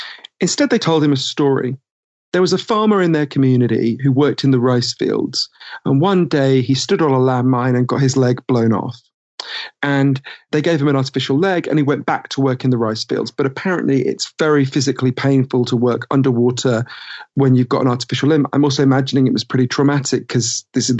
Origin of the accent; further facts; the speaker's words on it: United Kingdom; accent: Downton Abbey voice; moved away as an adult; also born or lived in United States; I'm British and I spent a lot of my time in the US.